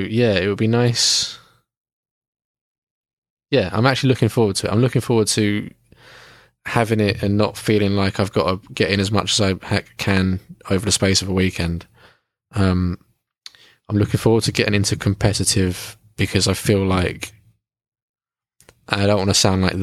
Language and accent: English; Kent, South East England, United Kingdom; we're both from Kent.